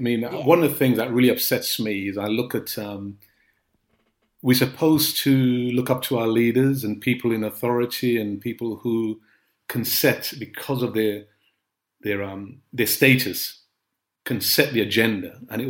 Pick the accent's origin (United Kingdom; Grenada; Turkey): Grenada; born there; I was born in Grenada. My family are Trinidadians, but I was born in Grenada. My mum was Grenadian, so when she was having me, she went back to Grenada. My brother and sister were born in Trinidad.